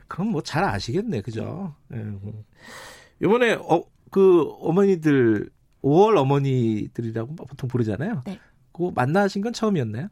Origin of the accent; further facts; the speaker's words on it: Gwangju, South Korea; 제 고향 강주